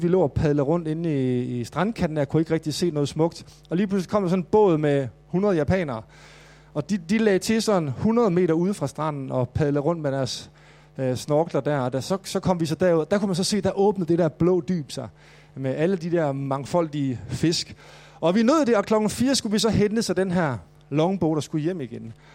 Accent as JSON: {"language": "Danish", "area": "Mors", "region": "North Denmark Region", "country": "Denmark", "tie": "born or raised there", "moved": "yes", "lives_now": "Copenhagen, Denmark", "said": "jeg voksede op på Mors"}